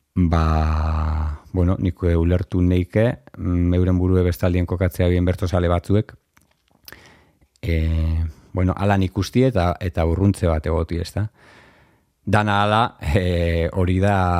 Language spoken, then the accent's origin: Basque; Durango, Basque Country, Spain; hemen ondoko beste bloke baten bizi ginen